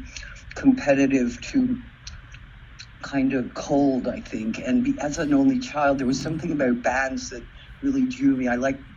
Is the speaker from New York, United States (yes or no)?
yes; New York City, New York, United States; I was born and raised in Manhattan. I grew up in New York